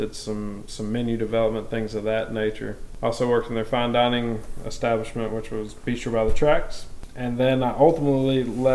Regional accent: Maryville, Tennessee, United States; I am a Maryville native. I was born in Maryville at Blount Memorial Hospital, and I've lived here my whole life

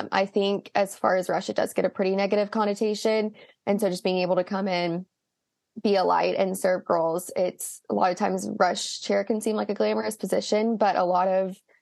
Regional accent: Tuscaloosa, Alabama, United States; I'm from Tuscaloosa, Alabama

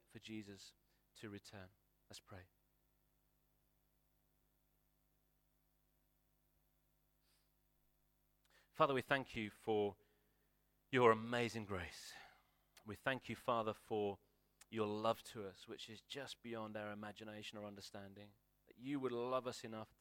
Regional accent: United Kingdom

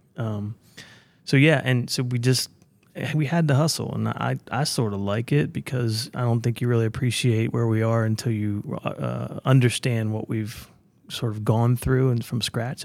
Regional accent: Smithsburg, Maryland, United States; also born or lived in Virginia; I grew up in Smithsburg, Maryland, which is, uh, about an hour west of Baltimore or D C

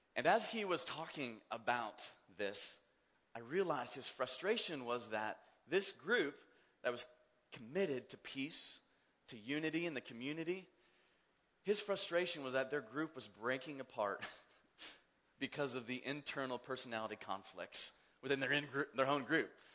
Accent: Kansas, United States; I grew up in Kansas

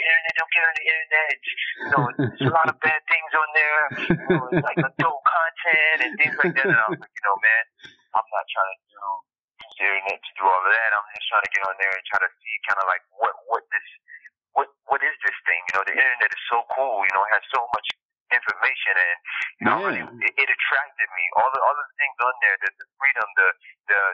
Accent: Miami, Florida, United States; moved away as an adult; now in New York, United States; I'm from Miami, now moving to New York

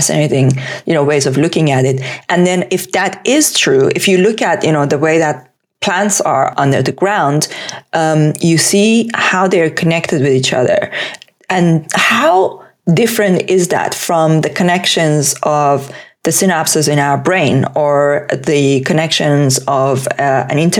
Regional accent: Tehran, Tehran Province, Iran; English is a second language; moved away as an adult; now in United Kingdom; I was born in Tehran.

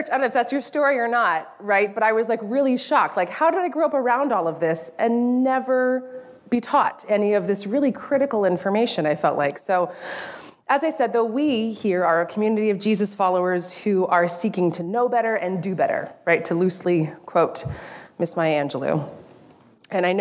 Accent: California, United States; moved away; I grew up in California

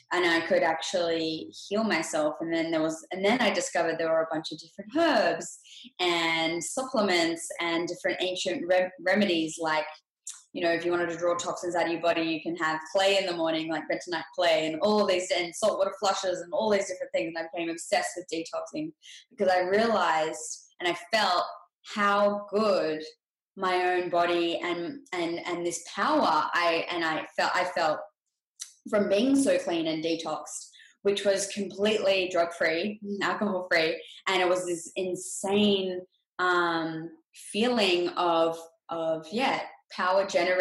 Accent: Australia; now in Los Angeles, United States; I grew up in Australia and I currently live in Los Angeles, California.

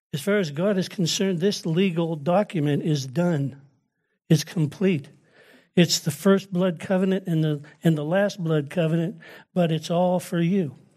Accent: United States; I'm an American

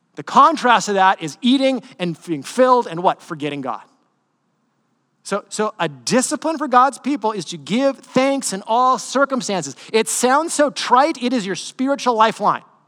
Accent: United States

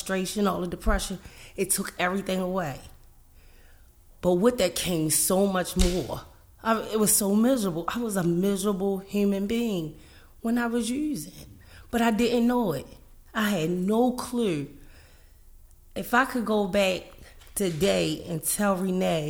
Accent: Baltimore, Maryland, United States; I grew up in Baltimore City

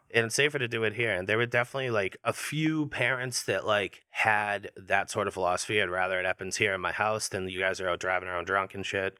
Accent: Hanover, Massachusetts, United States; Hanover. Hanover, Mass.

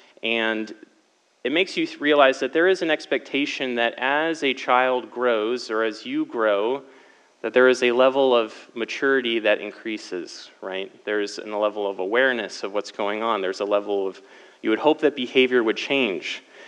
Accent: Lafayette, Indiana, United States; So I'm not originally from Cali. I would consider myself mostly from the Midwest. My family moved around a lot because my dad was in the Army. However, he retired from that. We settled in Lafayette, Indiana, when I was 11.

